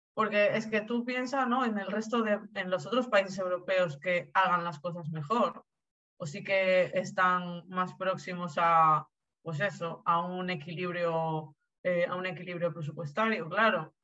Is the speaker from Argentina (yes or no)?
yes; Argentina; now in Spain; yo soy argentina